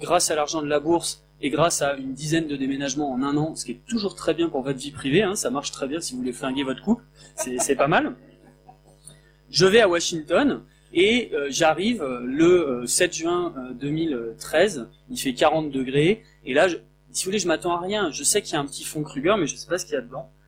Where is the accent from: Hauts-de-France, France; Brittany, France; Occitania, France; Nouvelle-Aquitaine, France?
Hauts-de-France, France; Picardy; je viens d'un village de Picardie de 400 habitants